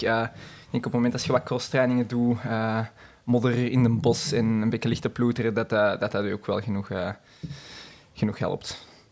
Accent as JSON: {"language": "Dutch", "town": "Lint", "region": "Flanders", "country": "Belgium", "said": "ik ben zelf afkomstig uit de Zuidrand, uit Lint"}